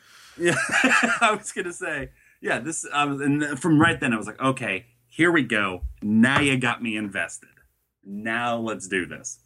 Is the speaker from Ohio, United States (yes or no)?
yes; Ohio, United States; I'm from Ohio.